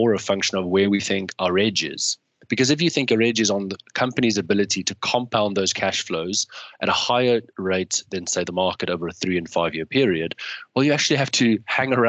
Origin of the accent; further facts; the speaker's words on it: South Africa; now in United Kingdom; growing up in South Africa, we had coverage of every single football match.